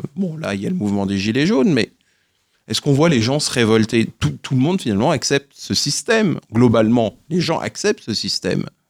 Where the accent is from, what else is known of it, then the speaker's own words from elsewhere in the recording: Guadeloupe; je suis originaire de Guadeloupe